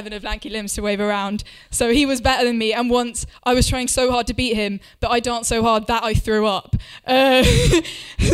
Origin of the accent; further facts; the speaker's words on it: Winchester, South East England, United Kingdom; my hometown of Winchester